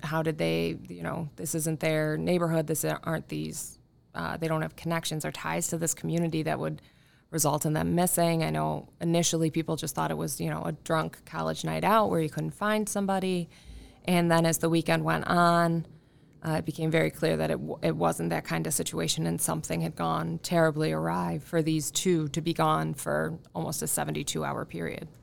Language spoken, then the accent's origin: English; Irondequoit, New York, United States; I'm from Arundecoyt originally, uh, born and raised